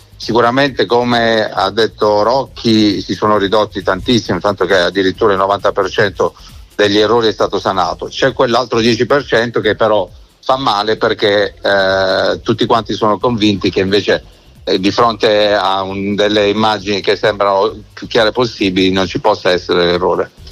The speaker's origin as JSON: {"language": "Italian", "town": "Bari", "region": "Apulia", "country": "Italy", "tie": "born or raised there", "said": "sono nato a Bari"}